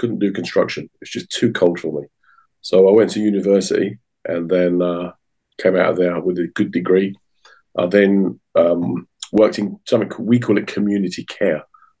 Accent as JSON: {"language": "English", "country": "United Kingdom", "said": "I'm from an Irish family, which is a very strong part of my identity, but I'm very proud to be British."}